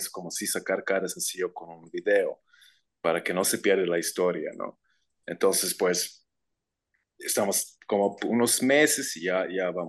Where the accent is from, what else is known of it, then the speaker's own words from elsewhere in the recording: Croatia; Spanish is a second language; moved away as an adult; now in Guadalajara, Mexico; Ah, yo soy de Croacia, originalmente.